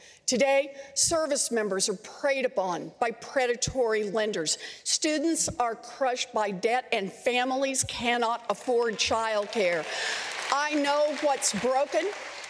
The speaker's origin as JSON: {"language": "English", "region": "Oklahoma", "country": "United States", "tie": "born or raised there", "also_born_or_lived": "Houston, Texas", "moved": "yes", "said": "So I was born and raised in Oklahoma"}